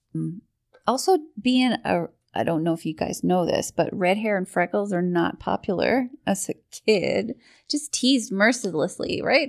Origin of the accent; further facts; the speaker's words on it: Portugal Cove South, Newfoundland and Labrador, Canada; I, I grew up in Newfoundland, very small town, uh, Portugal Cove, south